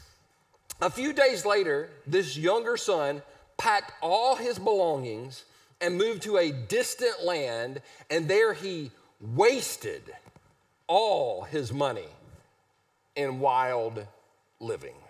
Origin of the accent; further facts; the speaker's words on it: Easley, South Carolina, United States; I'm from Easley, South Carolina. We're not sophisticated or refined. We're one town away from Pickens